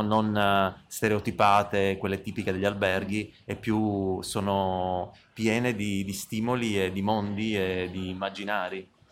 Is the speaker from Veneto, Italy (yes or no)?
no; Bologna, Emilia-Romagna, Italy; Noi veniamo da Bologna